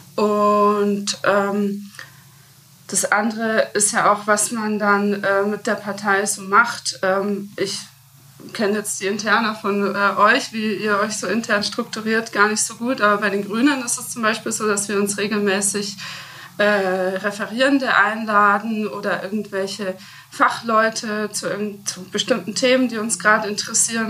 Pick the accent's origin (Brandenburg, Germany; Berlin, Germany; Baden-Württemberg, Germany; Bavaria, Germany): Bavaria, Germany; Rosenheim; ich bin ja äh, in Rosenheim aufgewachsen